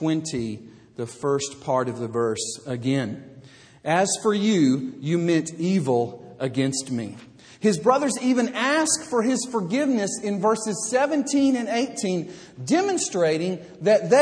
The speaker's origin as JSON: {"language": "English", "region": "Alabama", "country": "United States", "moved": "yes", "lives_now": "Fort Worth, United States", "said": "I said, y'all, because I'm from Alabama."}